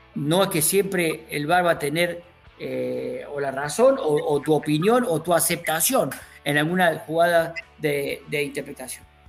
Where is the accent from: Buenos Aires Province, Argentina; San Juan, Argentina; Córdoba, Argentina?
Córdoba, Argentina